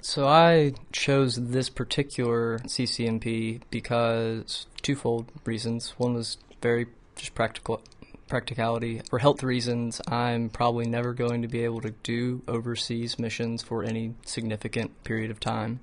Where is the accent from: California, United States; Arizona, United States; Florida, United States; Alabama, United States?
Alabama, United States; Homewood; I was born and raised here in Homewood, uh, Alabama